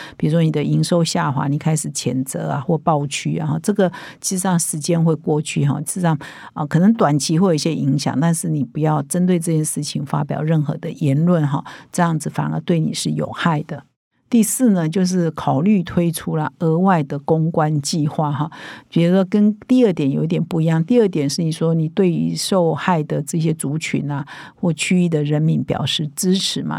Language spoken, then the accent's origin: Chinese; Taiwan; 我们台湾人